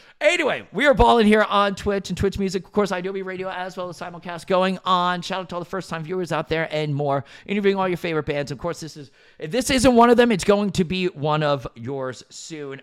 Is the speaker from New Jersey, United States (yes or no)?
yes; central New Jersey, United States; born and raised in Jersey my whole entire life